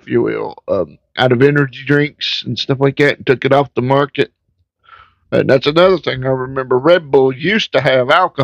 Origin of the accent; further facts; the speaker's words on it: Virginia, United States; my home state of Virginia